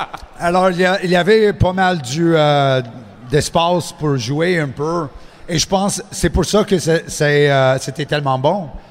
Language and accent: French; Montreal, Quebec, Canada; accent: anglophone; first language English; French is a second language; je, viens de Montréal. Je suis anglophone, comme tu peux euh, ah entendre mon accent.